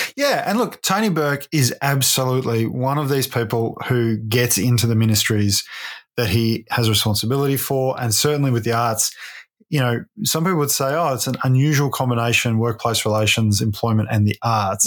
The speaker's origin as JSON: {"language": "English", "town": "Ballarat", "region": "Victoria", "country": "Australia", "tie": "born or raised there", "said": "my hometown of Ballarat"}